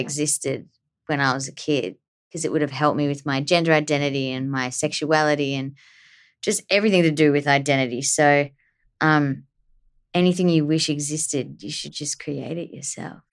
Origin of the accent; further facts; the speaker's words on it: Australia; growing up in Australia